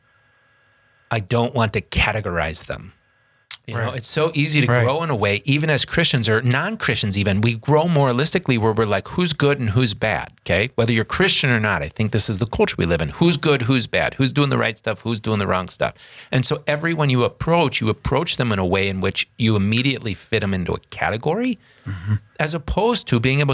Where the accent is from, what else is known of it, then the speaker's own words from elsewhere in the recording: United States; growing up in the North End here in the cathedral